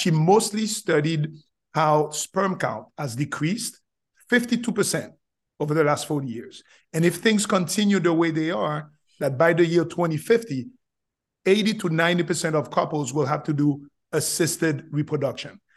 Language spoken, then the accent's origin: English; Haiti; English is a second language; moved away as an adult; also born or lived in Florida; now in United States; I'm originally from Haiti, came from Haiti